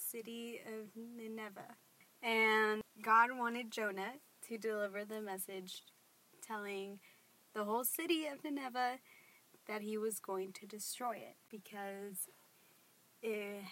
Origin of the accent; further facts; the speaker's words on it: Austin, Texas, United States; I am from Austin. I've lived here my whole life